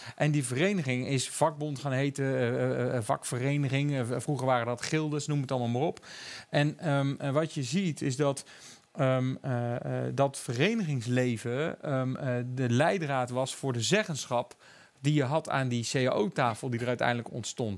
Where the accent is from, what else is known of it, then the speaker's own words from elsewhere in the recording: Eindhoven, North Brabant, Netherlands; ik kom uit Eindhoven. Dat was natuurlijk Philips. Mijn vader heeft bij Philips gewerkt